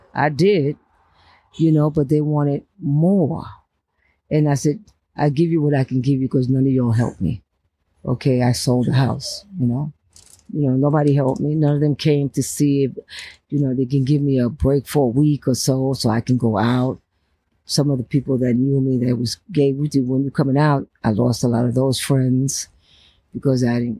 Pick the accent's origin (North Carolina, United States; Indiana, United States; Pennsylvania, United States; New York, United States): New York, United States; New York City; also born or lived in Bronx, New York / California; Right there in Brooklyn, Cambridge, and Fulton.